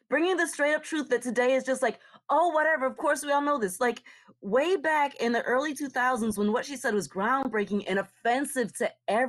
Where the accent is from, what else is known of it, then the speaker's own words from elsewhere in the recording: Connecticut, United States; I'm from Connecticut.